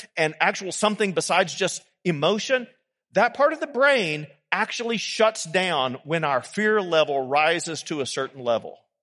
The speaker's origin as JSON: {"language": "English", "country": "United States", "said": "we can be forgiven as American Christians"}